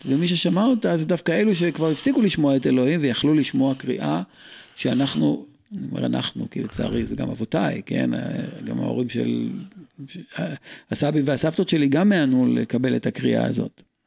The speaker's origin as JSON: {"language": "Hebrew", "country": "Israel", "tie": "born or raised there", "said": "אני ישראלי ואם לא רמח איבריי, נולדתי בארץ הזו"}